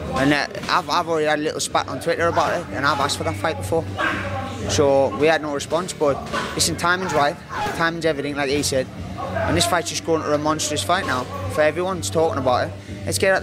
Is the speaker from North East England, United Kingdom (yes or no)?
yes; Sunderland, North East England, United Kingdom